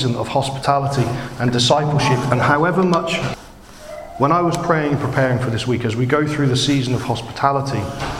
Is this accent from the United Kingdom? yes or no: yes; United Kingdom; I'm British